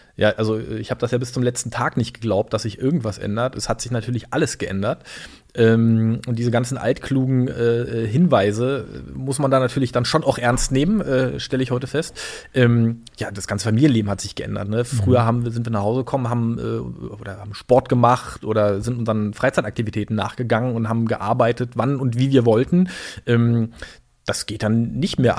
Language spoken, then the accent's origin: German; Berlin, Germany; born or raised there; also born or lived in Chemnitz / Greifswald